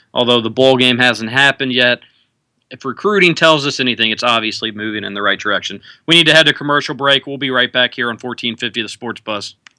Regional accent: Louisville, Kentucky, United States; growing up in Louisville

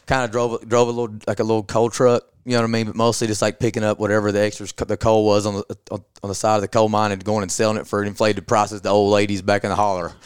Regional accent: Southeast Kentucky, United States; I'm from, I'm from Southeast Kentucky, so I'm from Appalachia

